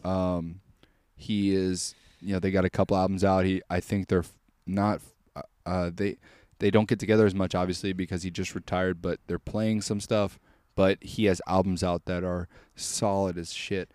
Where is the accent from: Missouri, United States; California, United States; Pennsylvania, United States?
Missouri, United States; I'm from Missouri, I go, "I'm from the greatest state ever,"